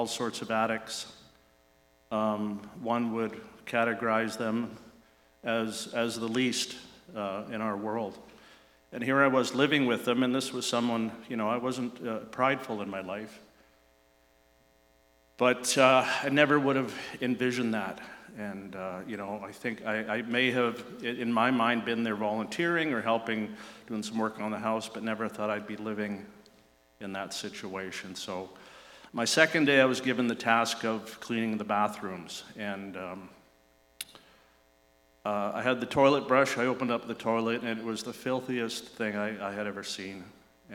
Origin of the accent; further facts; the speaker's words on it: Vancouver, British Columbia, Canada; I grew up in Vancouver, East Vancouver